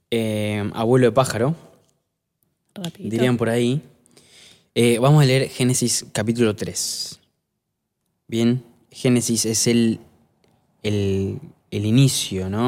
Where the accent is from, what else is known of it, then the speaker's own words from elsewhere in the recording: Italy; Eso porque soy italiana, por eso.